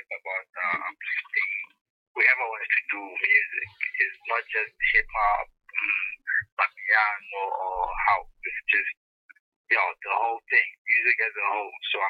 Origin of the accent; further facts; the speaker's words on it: Pretoria, Gauteng, South Africa; I'm from Pretoria, Kgogamasigcwala.